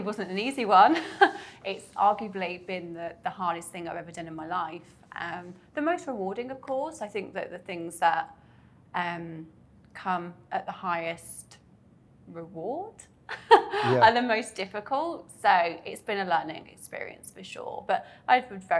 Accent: Coventry, West Midlands, United Kingdom; moved away as an adult; now in Dubai, United Arab Emirates; I'm from the UK, right in the middle, called Coventry. It's near Birmingham

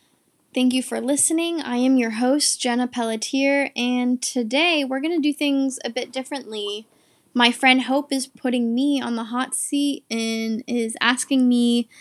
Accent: Bath, Maine, United States; also born or lived in India; I was born in India, so my first, like, home from, I guess, like, being adopted, it was Bath, Maine.

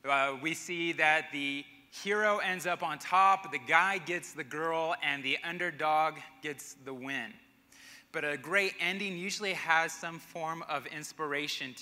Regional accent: Albuquerque, New Mexico, United States; also born or lived in Arkansas / Connecticut; now in Colorado Springs, United States; Growing up in Albuquerque

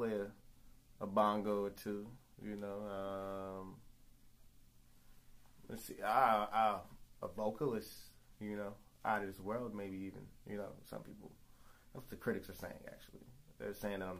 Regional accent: New Orleans, Louisiana, United States; I'm from New Orleans where, you know, it's the Big Easy.

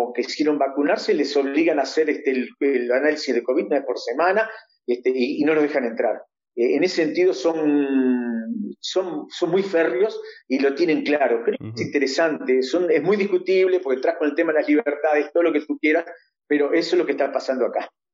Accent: Uruguay; moved away as an adult; now in Israel; nosotros somos uruguayos, nuestros chicos también son uruguayos

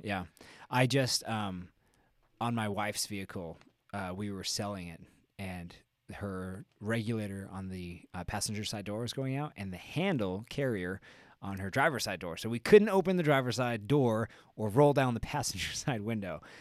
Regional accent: Albuquerque, New Mexico, United States

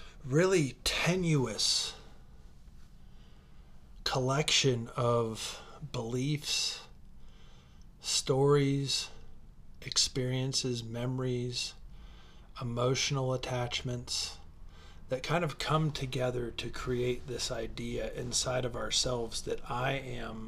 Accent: Troy, Ohio, United States; also born or lived in Carson City, Nevada; I was born in Carson City, Nevada at 11:15 p.m. on September 7th, 1976. I moved to Ohio when I was 4. I went to Troy High School

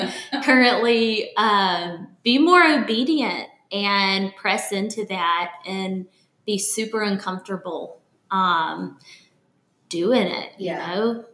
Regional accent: Birmingham, Alabama, United States; also born or lived in Tuscaloosa; now in Jackson, United States; I didn't say that I'm from Birmingham, Alabama.

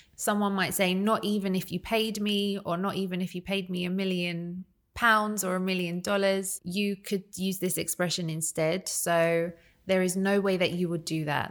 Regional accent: United Kingdom

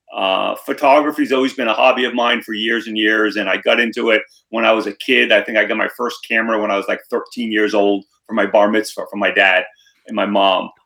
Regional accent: Cranston, Rhode Island, United States; also born or lived in Narragansett, Rhode Island; born and raised in Rhode Island, grew up in Cranston

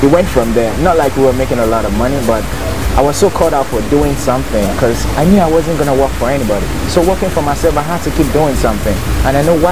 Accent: Lagos, Nigeria; moved away as an adult; now in Ibadan, Nigeria; I grew up in Lagos, born and bred

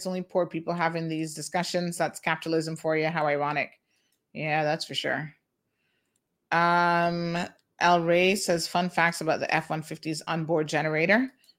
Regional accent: Jamaica; I'm a Jamaican, and I hate the mentality of my own.

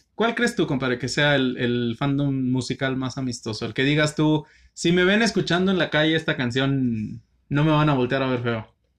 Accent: northern Mexico, Mexico; acá en el norte no es como que tengamos una identidad de somos norteños

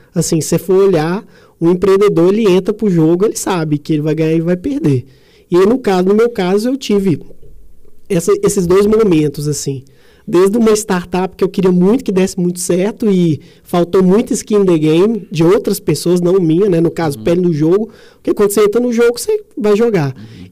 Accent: Sete Lagoas, Minas Gerais, Brazil; also born or lived in São Paulo; Nasci em Sete Lagoas, tenho 32 anos

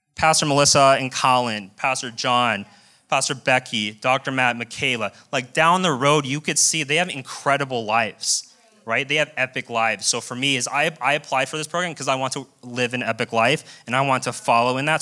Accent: Colorado, United States; moved away as an adult; also born or lived in Las Vegas; born and raised in Colorado, moved directly to Las Vegas

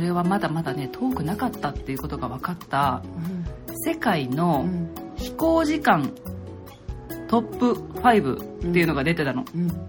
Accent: Japan; 私たち日本人ってね、

